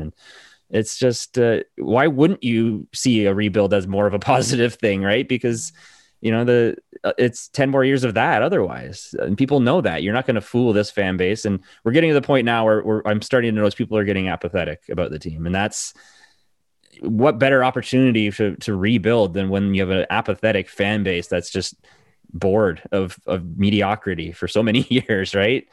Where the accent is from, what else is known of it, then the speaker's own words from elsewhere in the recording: Hamilton, Ontario, Canada; now in Vancouver, Canada; I grew up in, in Ontario. I'm actually from Hamilton originally.